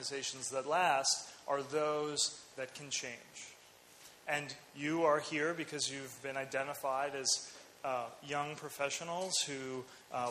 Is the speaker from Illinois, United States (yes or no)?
yes; Chicago, Illinois, United States; I was born in the States, in Chicago